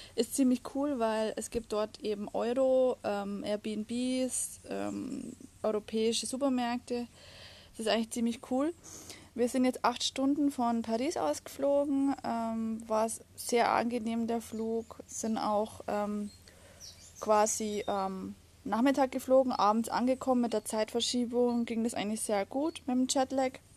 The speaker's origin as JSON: {"language": "German", "country": "Germany", "said": "bei uns in Deutschland"}